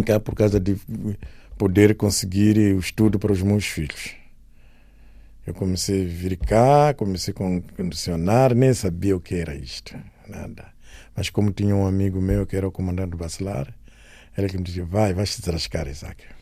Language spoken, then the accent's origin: Portuguese; Namaacha, Maputo, Mozambique; moved away; also born or lived in Beira; Eu nasci na Namancha, minha infância é lá